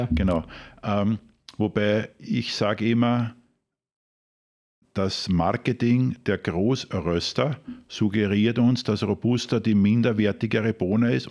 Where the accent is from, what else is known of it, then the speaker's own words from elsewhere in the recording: Krems, Lower Austria, Austria; bin im Ursprung ein Wachauer, also ich bin in Krems aufgewachsen